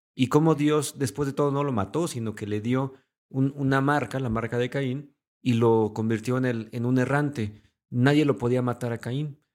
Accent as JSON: {"language": "Spanish", "country": "Mexico", "said": "nosotros somos de México"}